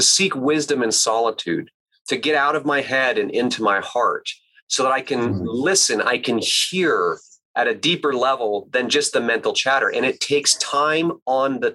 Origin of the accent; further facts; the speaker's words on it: Alaska, United States; I grew up in the Alaskan wilderness without running water or electricity